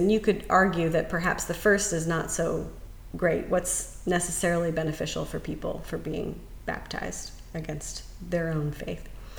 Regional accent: North Carolina, United States; also born or lived in South Louisiana; now in Louisiana, United States; I come from North Carolina, and you hear the same thing there.

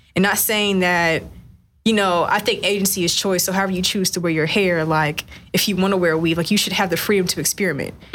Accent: West Texas, United States; I grew up in West Texas in a town of like 100,000 people

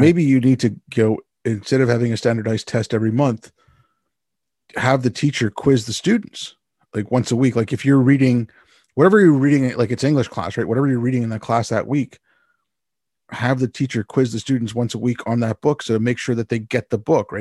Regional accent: Montreal, Quebec, Canada; I grew up in Montreal

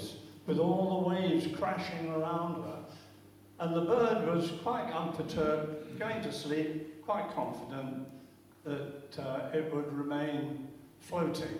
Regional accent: London, United Kingdom; moved away; As a Londoner

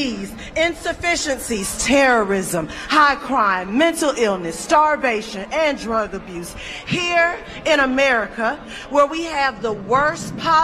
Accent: Georgia, United States; I'm from Georgia

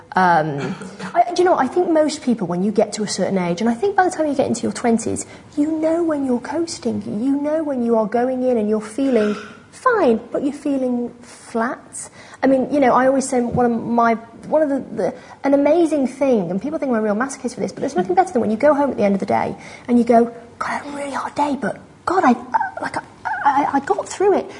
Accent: New York, United States; moved away; also born or lived in London, United Kingdom; I'm from New York originally

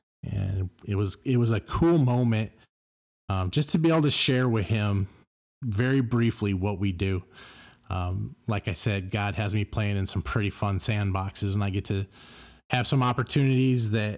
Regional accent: Carson, California, United States; And he turned and looked, and I said, I'm from Carson. Friends are from Carson.

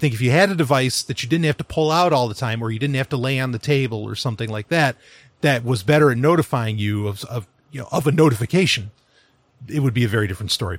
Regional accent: New York City, New York, United States; I grew up in New York City, quite a bit.

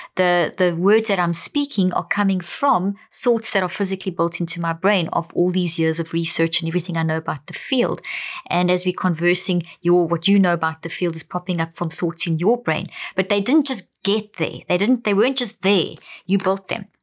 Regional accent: South Africa; also born or lived in Zimbabwe; I come from Zimbabwe, born there, but I grew up in South Africa.

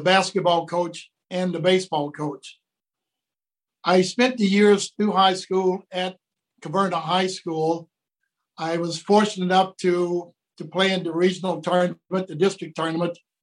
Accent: Horse Cave, Kentucky, United States; moved away; I grew up in Horse Cave, Kentucky

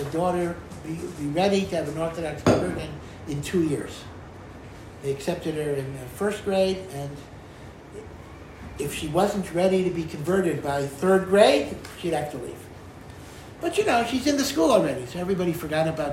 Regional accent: Hartford, Connecticut, United States; I grew up in Hartford, Connecticut

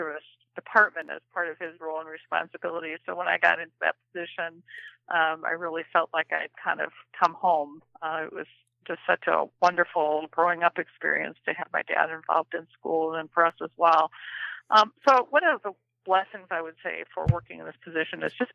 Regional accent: Minnesota, United States; accent: Minnesota accent; also born or lived in Iowa; I grew up in Minnesota and went to Iowa State University

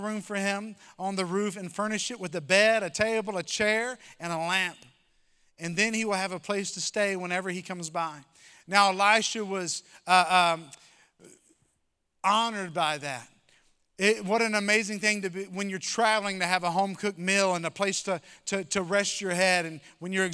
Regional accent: Covington, Virginia, United States; also born or lived in South Carolina; now in Roanoke, United States; We moved from South Carolina to Covington, Virginia

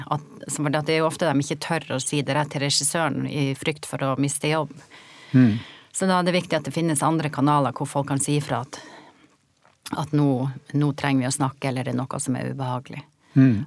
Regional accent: Norway; moved away as an adult; also born or lived in Oslo; jeg kommer jo fra Gokk og ei jente og kom til Oslo i ironiens tidsalder

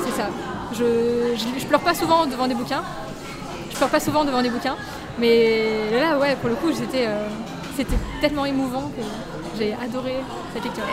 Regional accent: Paris, Île-de-France, France; moved away as an adult; also born or lived in Lille / South Korea; de base, je suis parisienne et je suis partie à Lille

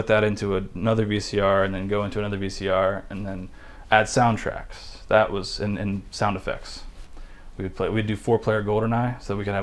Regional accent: West Chester, Ohio, United States; I grew up in the Cincinnati area

